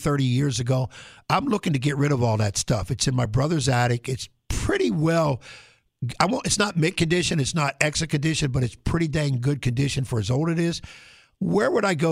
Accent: Pennsylvania, United States; moved away; I'm from Pennsylvania

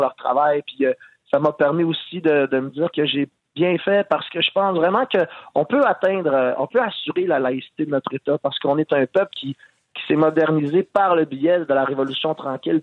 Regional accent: Quebec, Canada; on est tous des Québécois

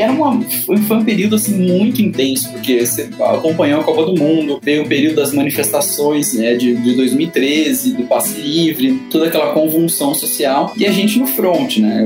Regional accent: Presidente Prudente, São Paulo, Brazil; moved away as an adult; now in São Paulo, Brazil; Eu sou de Presidente Prudente, interior de São Paulo tá uns 580 quilômetros aqui da capital. Cresci, nasci, cresci lá

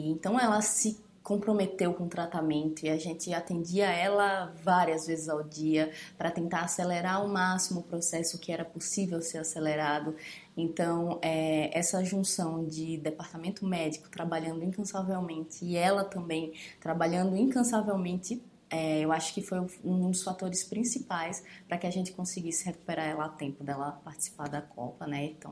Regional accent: Alagoas, Brazil; Eu sou de Alagoas, né? E a Marta é de Alagoas.

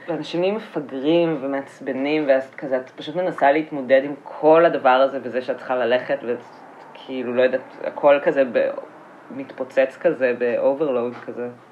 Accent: Petah Tikva, Central District, Israel; גדלתי בפתח תקווה

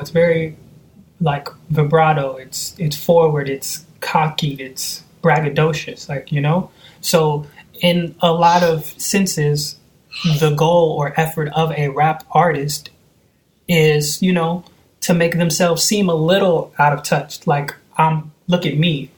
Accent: Seattle, Washington, United States; also born or lived in Oakland, California; I was born in Oakland, California. I know around four and a half, we moved to Seattle, and I've been here ever since.

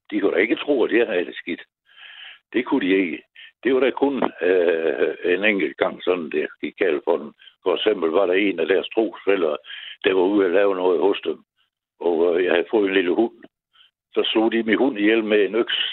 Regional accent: Aarhus, Central Denmark Region, Denmark; born there; Jeg, jeg blev født på Fødselsstiftelsen i Aarhus.

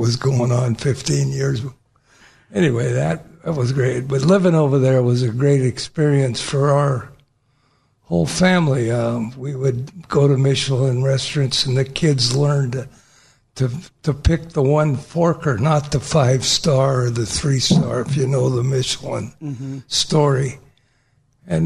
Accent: Yakima, Washington, United States; moved away as an adult; also born or lived in Seattle, Washington / Europe; I grew up in Yakima, actually. Born in Seattle.

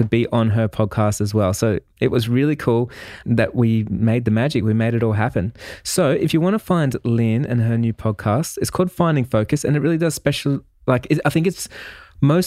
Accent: Melbourne, Victoria, Australia; I'm from Melbourne, Australia

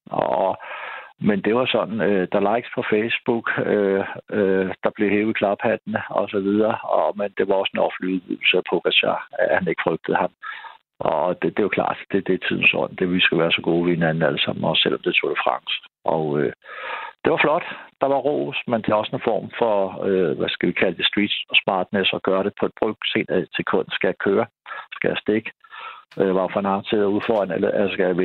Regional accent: Denmark; det synes jeg som dansker

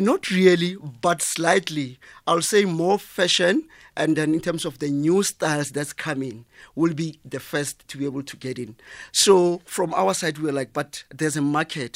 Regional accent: South Africa; I'm from Kasi, Jmawupani, a little town called uh, Jmawupani.

